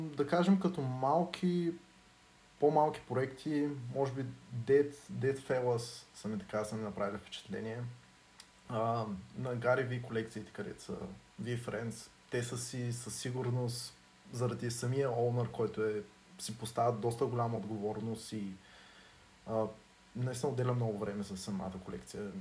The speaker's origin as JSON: {"language": "Bulgarian", "town": "Dobrich", "region": "Dobrich Province", "country": "Bulgaria", "said": "и двамата сме от Добрич"}